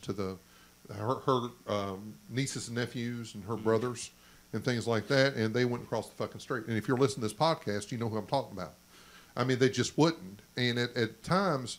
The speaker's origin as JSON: {"language": "English", "region": "Kentucky", "country": "United States", "said": "I'm from Kentucky."}